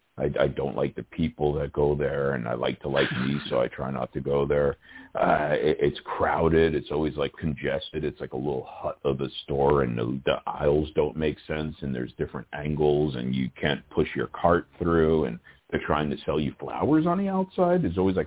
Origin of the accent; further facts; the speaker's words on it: New York City, New York, United States; moved away; I was born and raised in Brooklyn, New York.